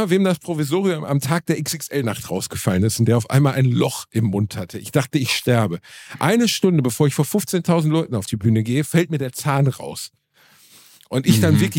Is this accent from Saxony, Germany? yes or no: no; Gelsenkirchen, North Rhine-Westphalia, Germany; Das war einfach mein Zahnarzt als Teenager in Gelsenkirchen.